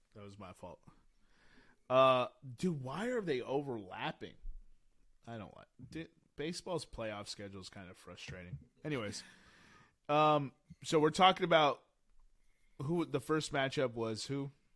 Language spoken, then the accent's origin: English; San Diego, California, United States; my hometown Padres